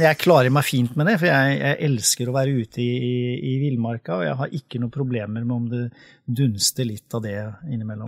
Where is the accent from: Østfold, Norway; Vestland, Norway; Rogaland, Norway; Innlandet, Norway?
Østfold, Norway; Sarpsborg; now in Sørumsand, Norway; jeg er oppvokst i Sarpsborg